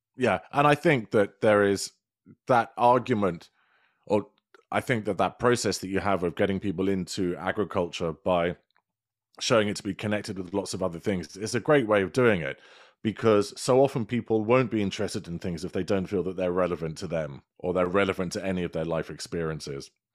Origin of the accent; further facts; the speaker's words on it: United Kingdom; accent: British; my lovely British accent